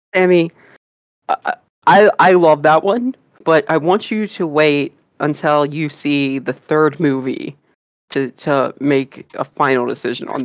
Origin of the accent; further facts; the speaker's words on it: South Carolina, United States; I also grew up in in South Carolina